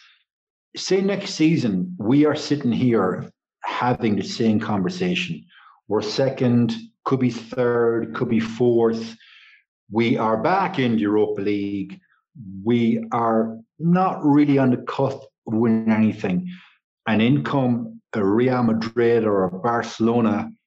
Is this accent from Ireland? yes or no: yes; Ireland; I'm Irish.